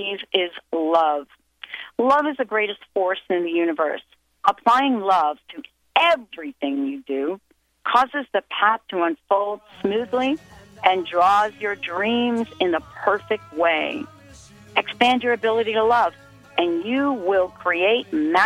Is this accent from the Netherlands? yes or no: no; western New Jersey, United States; I grew up in New Jersey, but I lived in the western part of New Jersey, which was very, very close to New Hope